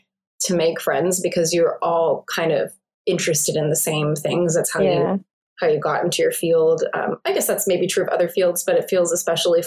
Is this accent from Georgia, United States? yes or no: no; Pittsburgh, Pennsylvania, United States; moved away as an adult; also born or lived in Edinboro, Pennsylvania; now in Los Angeles, United States; I moved back to my hometown of Pittsburgh